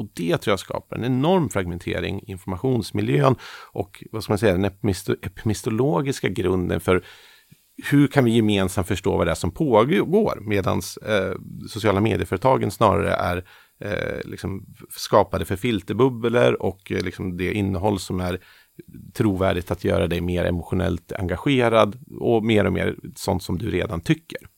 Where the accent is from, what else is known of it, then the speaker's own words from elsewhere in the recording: Sweden; som svenskar